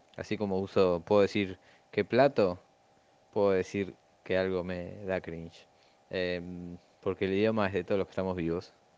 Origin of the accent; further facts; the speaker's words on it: Argentina; yo soy muy argentino